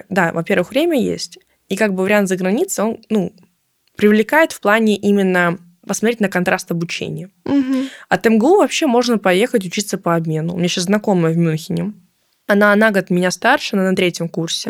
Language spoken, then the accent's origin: Russian; Moscow, Russia; из Москвы